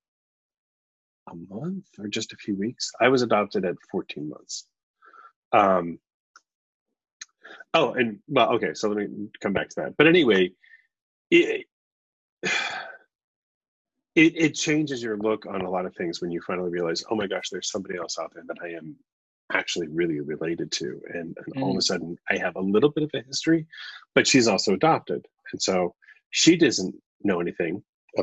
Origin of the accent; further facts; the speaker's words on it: New York, United States; I was born in New York